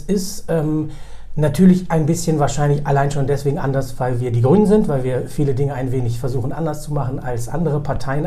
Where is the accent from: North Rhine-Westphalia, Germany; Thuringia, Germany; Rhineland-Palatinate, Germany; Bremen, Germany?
Bremen, Germany; also born or lived in Karlovy Vary, Czech Republic / Berlin, Germany; Ich bin äh, in Bremen aufgewachsen, habe sozusagen die zentralen Stationen meiner Kindheit und Jugend hier verbracht